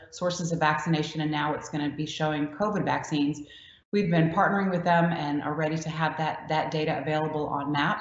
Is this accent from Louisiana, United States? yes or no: yes; Louisiana, United States; I'm from Louisiana, and that's how we make gumbo